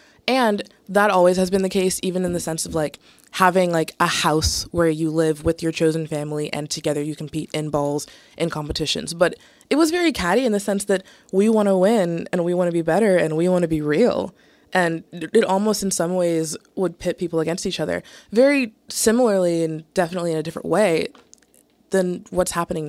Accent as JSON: {"language": "English", "region": "Southern United States", "country": "United States", "tie": "born or raised there", "said": "felt like people were imposing a masculinity on me that I didn't want, like, my entire life, especially growing up in the South"}